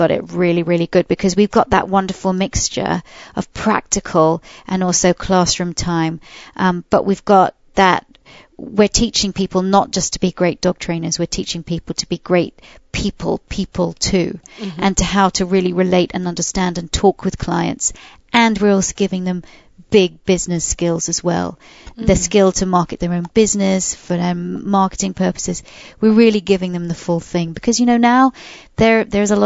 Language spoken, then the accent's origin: English; United Kingdom; I'm British.